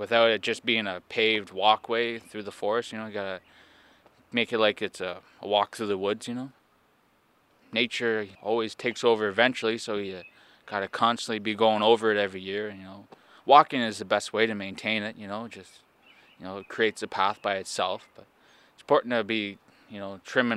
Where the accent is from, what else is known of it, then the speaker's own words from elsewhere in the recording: Quebec, Canada; I'm from Casabajwa, Quebec